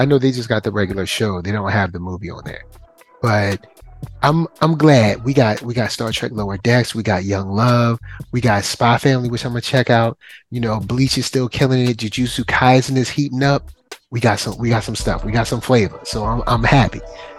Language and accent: English; England, United Kingdom; Well, I mean, I'm not Japanese, so I'm going to pronounce it because I'm English.